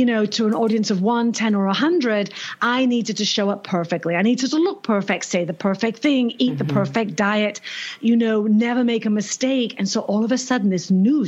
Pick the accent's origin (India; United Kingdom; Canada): United Kingdom; England; moved away as an adult; now in New York, United States; And we're British.